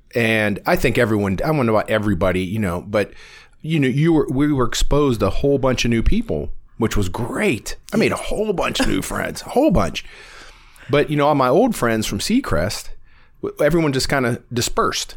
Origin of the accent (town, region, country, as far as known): Warren, Ohio, United States; born or raised there